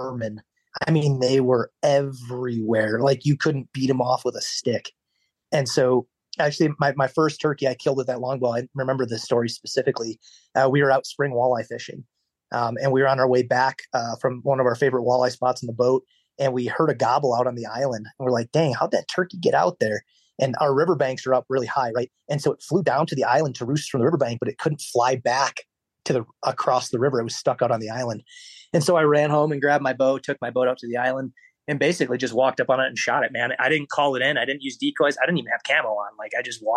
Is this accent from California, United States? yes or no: no; Wisconsin, United States; moved away as an adult; also born or lived in Nebraska; where I grew up in Wisconsin